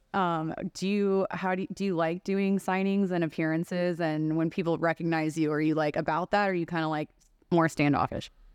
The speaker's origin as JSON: {"language": "English", "region": "Texas", "country": "United States", "tie": "born or raised there", "moved": "as an adult", "lives_now": "Las Vegas, United States", "said": "growing up in Texas too, lends itself to that. Like I've been here for 12 years"}